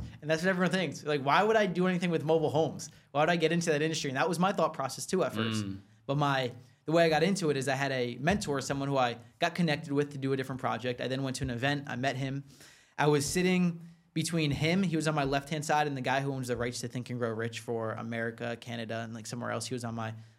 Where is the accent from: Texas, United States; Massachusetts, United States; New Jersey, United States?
New Jersey, United States; New Jersey